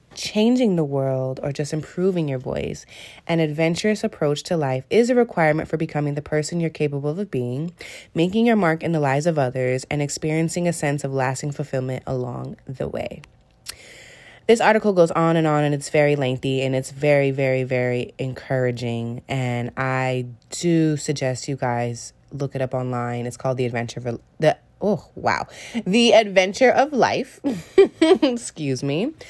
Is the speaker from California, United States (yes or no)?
yes; Bay Area, California, United States; moved away as an adult; now in New York City, United States; I was in the Bay Area for about ten days and that's where I'm from. That is where I was born